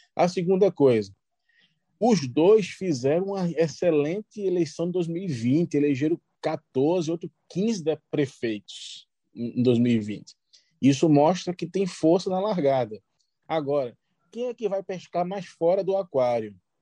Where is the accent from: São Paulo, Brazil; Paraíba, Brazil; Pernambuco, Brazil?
Pernambuco, Brazil; Carpina; Carpi, na minha terra